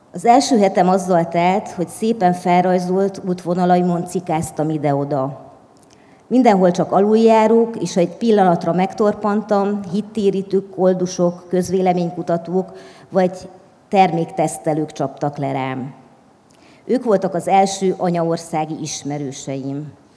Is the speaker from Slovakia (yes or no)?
no; Transylvania, Romania; first language Hungarian; moved away as an adult; now in Budapest, Hungary; mert erdélyi vagyok